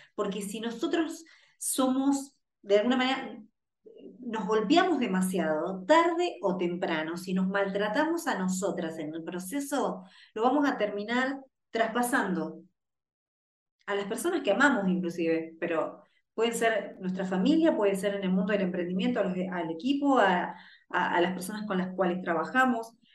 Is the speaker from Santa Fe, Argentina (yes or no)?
yes; Rosario, Santa Fe, Argentina; Yo soy nací en una ciudad en Rosario que es, creo que el barrio más peligroso de la ciudad de Rosario.